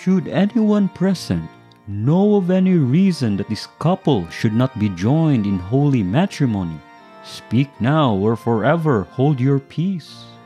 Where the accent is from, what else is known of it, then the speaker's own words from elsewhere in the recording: Philippines; as Filipinos